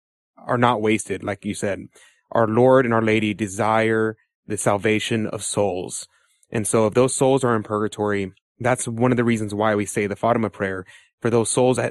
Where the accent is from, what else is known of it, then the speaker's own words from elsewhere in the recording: United States; I'm an American